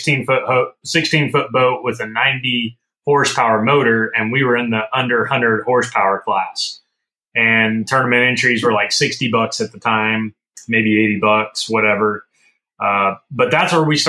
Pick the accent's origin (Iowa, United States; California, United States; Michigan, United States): California, United States; Northern; moved away; growing up in Northern California